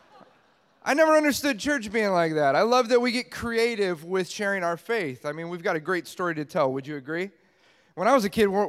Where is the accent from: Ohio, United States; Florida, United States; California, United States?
California, United States; Los Angeles; I'm from Los Angeles, California.